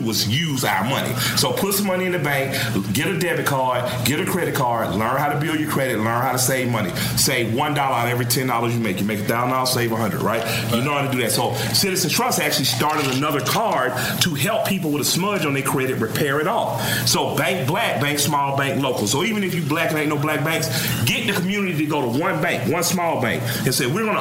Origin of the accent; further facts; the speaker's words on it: Atlanta, Georgia, United States; I'm from Atlanta, Georgia